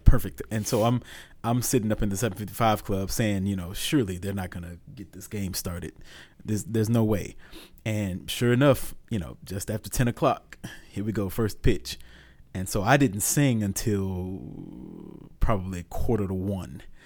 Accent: Augusta, Georgia, United States; born and raised in Augusta, Georgia

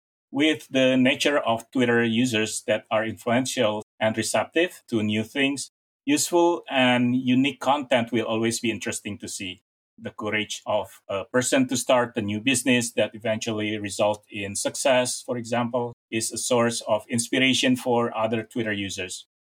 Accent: Jakarta, Indonesia; I was born in Jakarta and grew up in the eastern part of Jakarta.

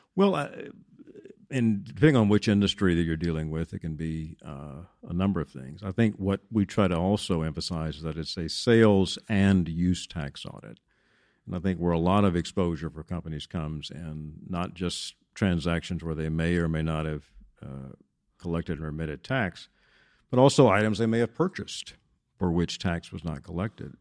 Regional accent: Denton, Texas, United States; also born or lived in Washington, D.C.; I'm a native Texan, was, uh, born and raised in Denton

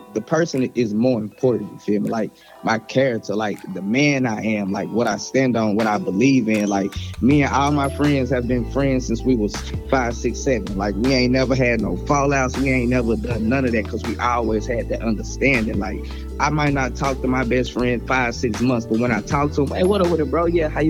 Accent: the South, United States; I'm from the South, you know, we just rock with … a little bit more.

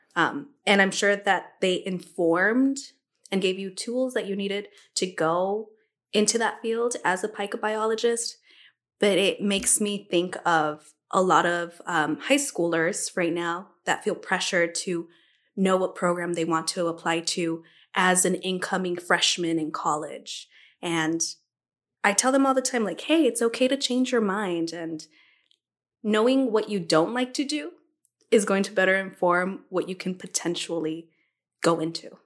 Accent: Los Angeles, California, United States; L A native, born and raised

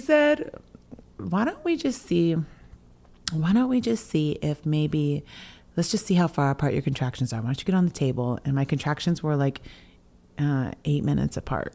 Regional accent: coastal Washington, United States; I'm from the Swinomish and Tulalip tribes here in coastal Washington

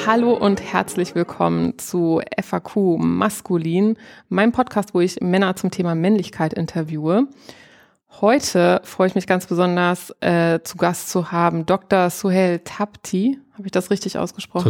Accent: Northeim, Lower Saxony, Germany; Ich komme ja aus Nordheim

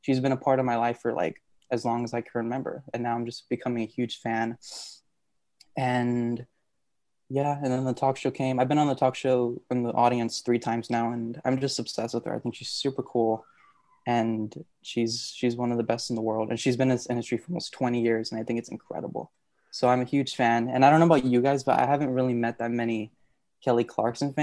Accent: Puerto Rico; now in Monterey County, United States; I'm from Monterey, but I'm originally from Puerto Rico

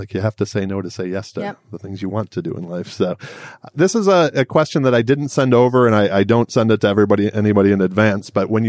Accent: Detroit, Michigan, United States; I'm a Midwestern girl. Yeah. I'm originally from Detroit.

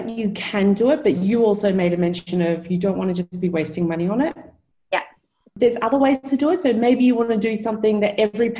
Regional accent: Melbourne, Victoria, Australia; moved away; I'm from Melbourne in Australia

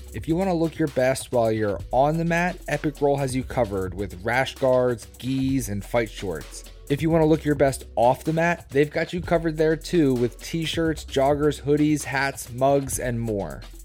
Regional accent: Levittown, Pennsylvania, United States; now in New Jersey, United States; I grew up in Levittown, right outside of Philadelphia

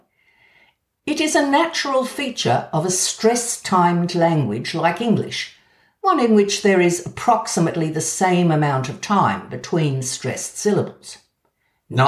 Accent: Australia; accent: Australian; moved away; also born or lived in Edinburgh; my Australian accent.

